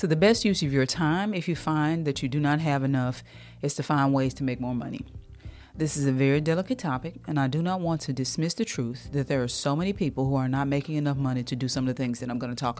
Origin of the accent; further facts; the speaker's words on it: United States; also born or lived in the South (US); I'm from America. I'm in the South.